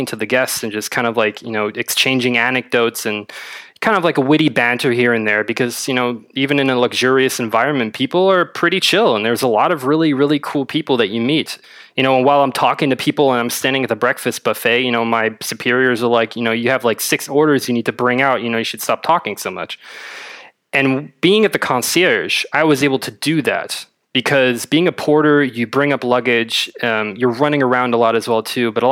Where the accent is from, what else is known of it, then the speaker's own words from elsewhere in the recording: Berlin, Germany; also born or lived in Madrid, Spain; I'm from Berlin, born and raised.